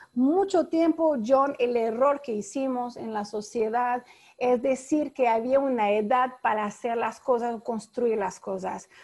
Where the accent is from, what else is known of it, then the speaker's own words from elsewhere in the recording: France; moved away as an adult; now in Panama; Yo soy francesa. Llegué en tu país, en Panamá